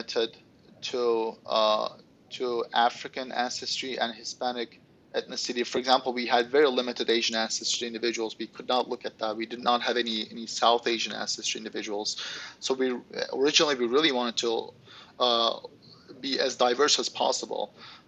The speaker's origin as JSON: {"language": "English", "region": "Istanbul", "country": "Turkey", "moved": "yes", "lives_now": "United States", "said": "I'm originally from Istanbul, Turkey."}